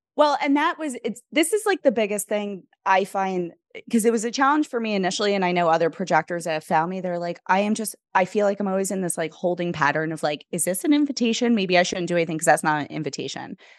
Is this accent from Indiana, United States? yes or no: no; New York City, New York, United States; what hospital I was born at in the Bronx